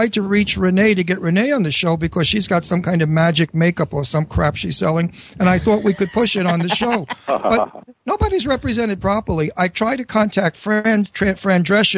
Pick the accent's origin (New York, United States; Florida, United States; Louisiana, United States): New York, United States; New York City; accent: New York accent; Astoria accent; moved away; I'm from Astoria